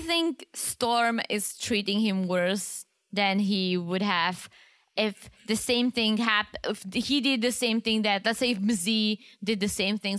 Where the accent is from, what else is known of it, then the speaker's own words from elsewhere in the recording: Czechia; English is a second language; I grew up in the Czech Republic and I love it.